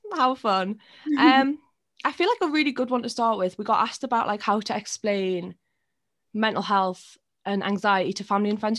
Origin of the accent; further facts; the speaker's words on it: Newcastle upon Tyne, North East England, United Kingdom; we're both really lucky that we're in Newcastle, but we're also from Newcastle